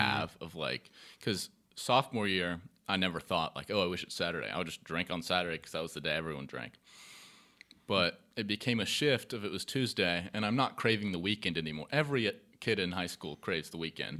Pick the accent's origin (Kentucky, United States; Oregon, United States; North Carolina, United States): North Carolina, United States; Charlotte; I'm from Charlotte, born in Charlotte all my life, Quinn City. Um, went to Charlotte Latin, um, K through twelve